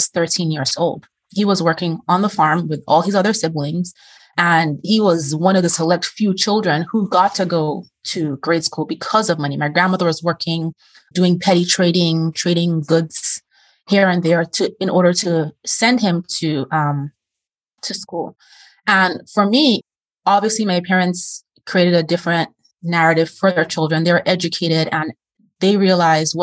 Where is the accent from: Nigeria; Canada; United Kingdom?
Nigeria; moved away; I'm originally from Nigeria.